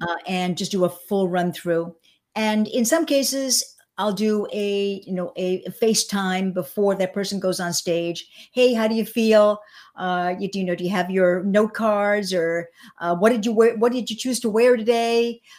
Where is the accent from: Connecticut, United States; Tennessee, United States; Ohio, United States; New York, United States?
New York, United States; suburban; also born or lived in Cuba; now in Miami, United States; I was born in Cuba. I came when I was seven and a half. I was really raised in, uh, suburban New York.